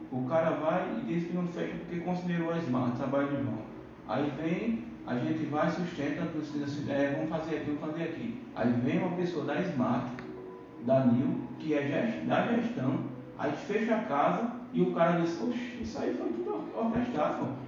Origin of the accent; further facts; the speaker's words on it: Bahia, Brazil; moved away; eu vim da Bahia, eu vim de um lugar que o cara considera o cara.